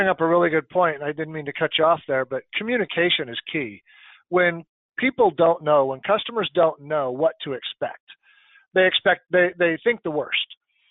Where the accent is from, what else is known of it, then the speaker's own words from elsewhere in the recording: United States; I'm American